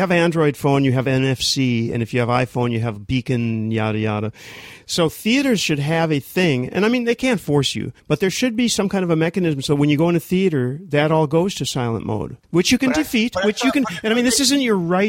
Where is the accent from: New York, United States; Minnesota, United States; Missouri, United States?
Minnesota, United States; I'm from Minnesota